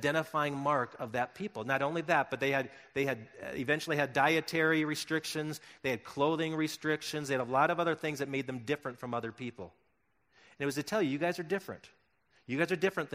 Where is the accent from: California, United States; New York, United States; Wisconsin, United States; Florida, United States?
Wisconsin, United States; Milton; now in Colorado, United States; my hometown, Little Milton, Wisconsin, where I grew up